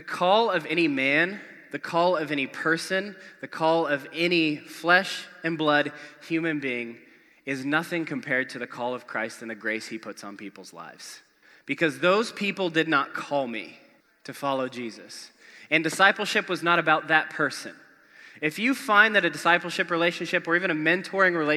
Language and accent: English; Spokane, Washington, United States; moved away; a couple awesome churches where I grew up in Spokane, Washington